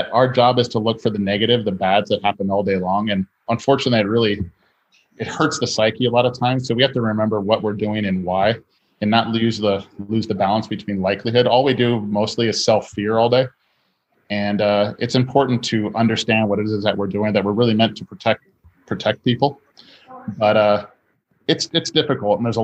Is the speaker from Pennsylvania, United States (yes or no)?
no; Hawaii, United States; I'm from Hawaii